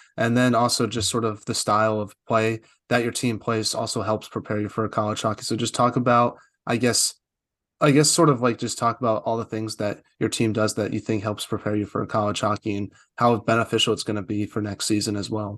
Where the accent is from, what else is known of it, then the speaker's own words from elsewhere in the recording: United States; I'm from the U S